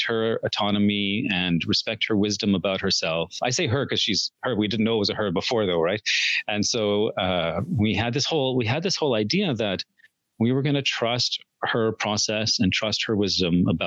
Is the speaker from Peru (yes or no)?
no; India; both of us grew up in very traditional coercive households. I'm from India.